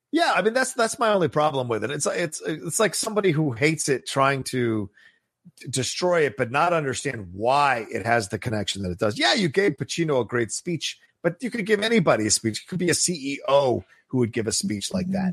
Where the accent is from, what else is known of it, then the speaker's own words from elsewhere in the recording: Virginia, United States; I grew up in Virginia